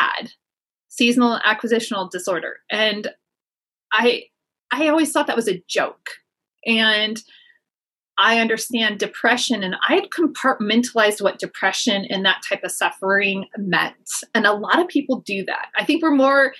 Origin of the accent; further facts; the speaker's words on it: California, United States; moved away as an adult; now in inland Pacific Northwest, United States; I grew up in California